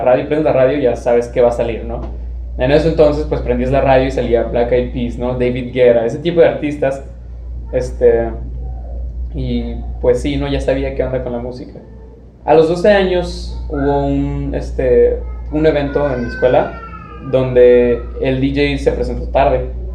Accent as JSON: {"language": "Spanish", "town": "Tijuana", "region": "Baja California", "country": "Mexico", "tie": "born or raised there", "also_born_or_lived": "Chula Vista, California", "said": "nací en Chula Vista, California, y he vivido toda mi vida aquí en Tijuana"}